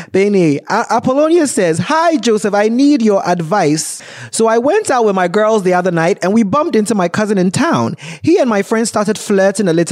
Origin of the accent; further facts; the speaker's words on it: Ghana; as a Ghanaian